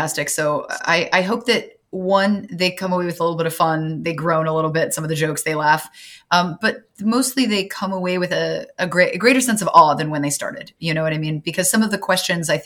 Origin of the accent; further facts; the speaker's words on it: Southern California, United States; I'm from Southern California